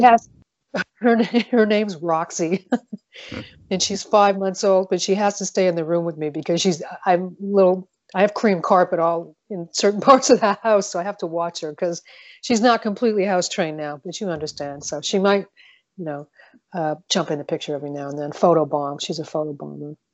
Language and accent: English; Montreal, Quebec, Canada; now in Southern California, United States; I grew up in Montreal, Quebec.